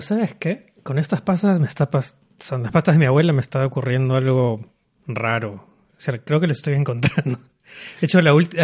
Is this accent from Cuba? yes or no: no; Peru; moved away as an adult; also born or lived in Paris, France / Berlin, Germany; now in Kuala Lumpur, Malaysia; me fui de Perú, porque soy peruano, me fui de Perú a los 21 años